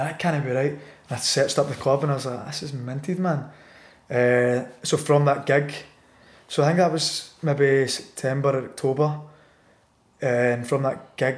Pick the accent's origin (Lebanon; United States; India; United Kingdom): United Kingdom; Scotland; I was from Scotland